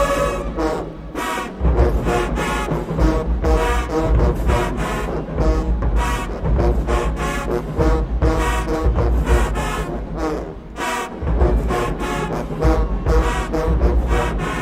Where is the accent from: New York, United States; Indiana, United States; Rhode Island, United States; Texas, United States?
Texas, United States; I'm from Texas.